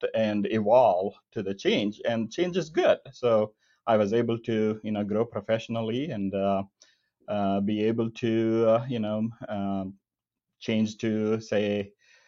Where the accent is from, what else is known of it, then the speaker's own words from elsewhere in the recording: rural southern India, India; moved away as an adult; now in Kansas City, United States; I was born and brought up in rural southern India in a lower middle class family.